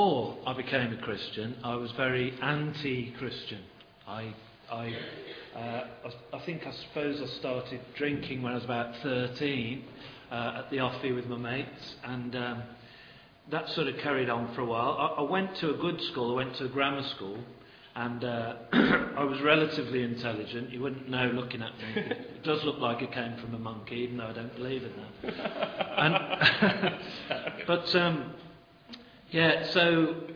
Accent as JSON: {"language": "English", "town": "Birmingham", "region": "West Midlands", "country": "United Kingdom", "moved": "as an adult", "lives_now": "Stoke-on-Trent, United Kingdom", "said": "I am a Brummie by trade, Birmingham"}